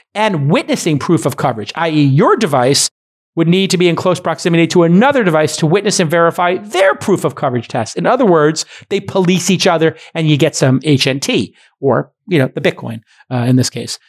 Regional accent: New York, United States; As a New Yorker, with a brother who's a firefighter and having been in Manhattan

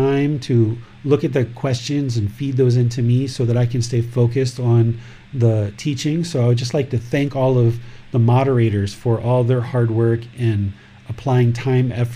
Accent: United States; I grew up in America

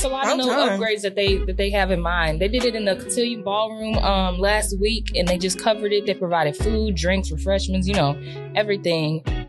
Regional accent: New Orleans, Louisiana, United States; now in Dallas, United States; I'm from New Orleans, Louisiana. I live in Dallas. I'm a mass communications major and I'm a junior.

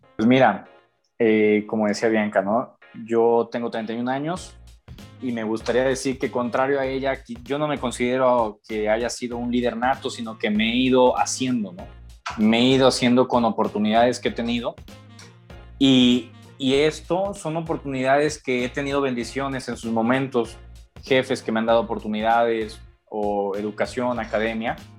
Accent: Monterrey, Nuevo León, Mexico; also born or lived in Mexico City; regresar a, a, Monterrey, de donde soy originario

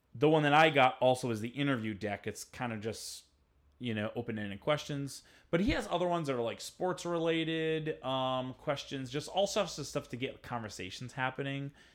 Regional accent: Rhode Island, United States; I'm from Rhode Island

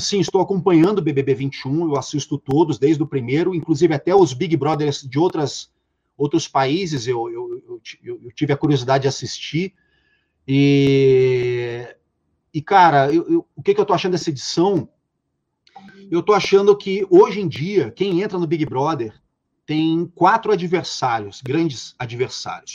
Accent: Rio de Janeiro, Brazil; de onde eu venho, do subúrbio carioca

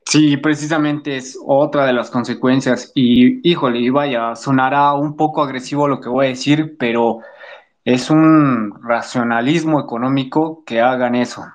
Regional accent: Mexico; nosotros hacer como mexicanos ante una problemática que nos atañe mucho aquí en el país

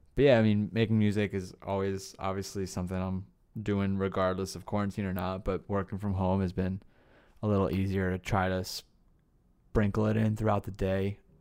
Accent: New Jersey, United States; also born or lived in Asbury Park, New Jersey; now in Los Angeles, United States; where I grew up in Jersey. I lived in a lot of places in Jersey.

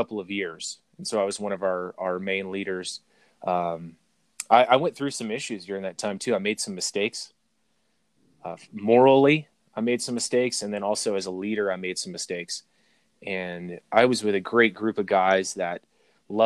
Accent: Arkansas, United States; now in Colorado, United States; that's where I'm from, is from Arkansas. I live in Colorado now

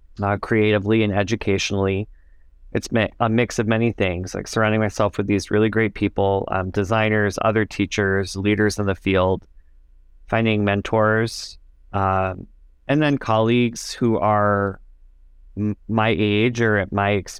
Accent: Michigan, United States; after teaching for 2 years in a small town back home in my home state of Michigan

